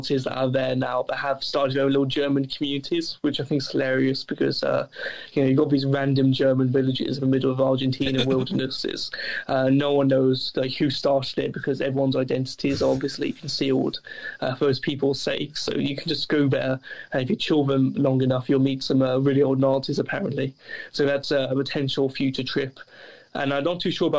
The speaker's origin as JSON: {"language": "English", "town": "Loughborough", "region": "East Midlands", "country": "United Kingdom", "tie": "born or raised there", "said": "my hometown of Loughborough"}